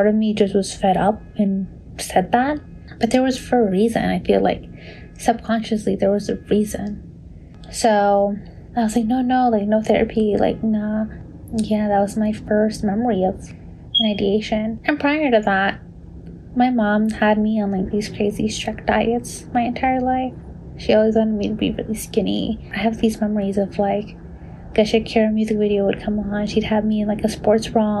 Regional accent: Long Island, New York, United States; I was born and raised in Long Island, New York as a Salvadoran American

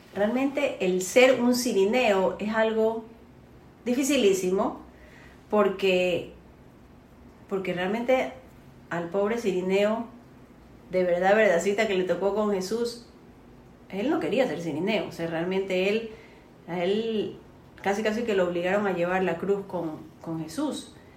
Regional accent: Colombia; now in Guayaquil, Ecuador; yo soy colombiana

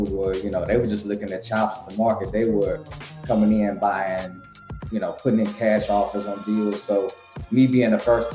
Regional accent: Tennessee, United States; moved away as an adult; now in Washington, D.C. area, United States; I'm from Tennessee. So right after I finished high school, I joined the military

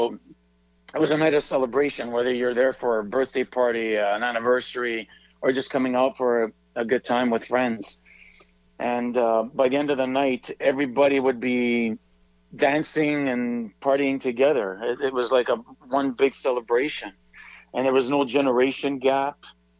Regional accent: Vancouver, British Columbia, Canada; Yes, I was.

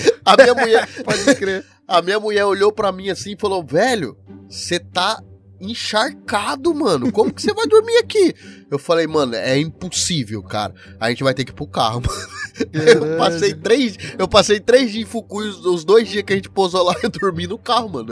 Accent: Paraná, Brazil; now in Japan; eu sou do Paraná, eu sou do uhum. sul

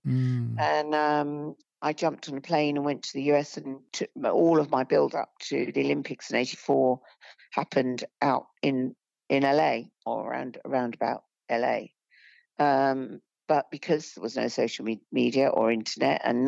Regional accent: United Kingdom; I was born and bred in Britain

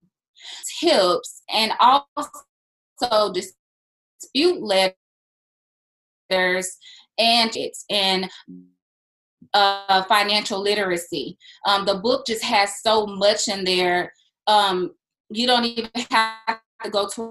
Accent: Monroe, Louisiana, United States; moved away as an adult; also born or lived in Baton Rouge, Louisiana / Terry, Mississippi; now in Texas, United States; I was born in Baton Rouge, but I grew up primarily in Monroe, Louisiana

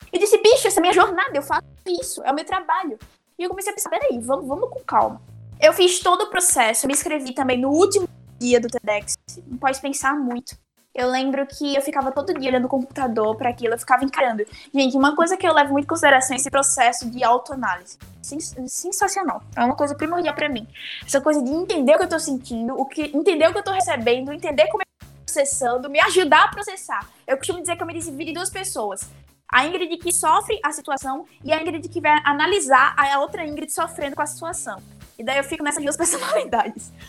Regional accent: sertão of Alagoas, Brazil; eu tenho história em Alagoas, eu tenho história no sertão alagoano

